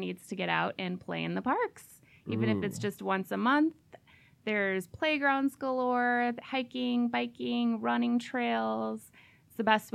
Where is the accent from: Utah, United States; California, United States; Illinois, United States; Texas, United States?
Illinois, United States; Oswego; also born or lived in Geneva, Illinois; now in St. Charles, United States; I grew up in Oswego, just south on the Fox River